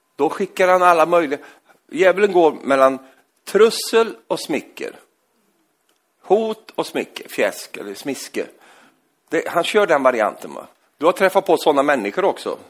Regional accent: Norrland, Sweden; moved away; jag är ju egentligen från Norrland, uppe i Norrland

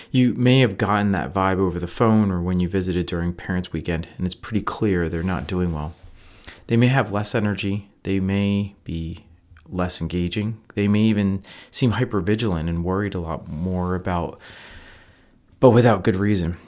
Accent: Northeast, United States; now in Midwest, United States; I'm from the Northeast

